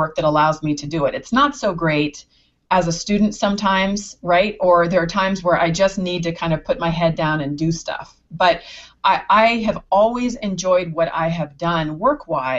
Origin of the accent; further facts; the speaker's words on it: San Anselmo, California, United States; where I grew up in San Anselmo